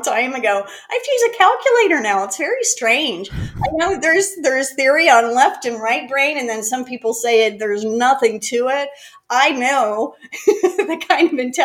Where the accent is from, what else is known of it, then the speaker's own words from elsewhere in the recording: Greensburg, Pennsylvania, United States; moved away as an adult; also born or lived in Florida; now in North Carolina, United States; I grew up outside of Pittsburgh, Pennsylvania, a little town called Greensburg